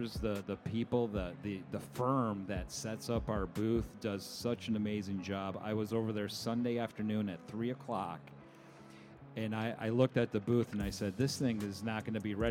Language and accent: English; Syracuse, New York, United States; I'm from Syracuse, New York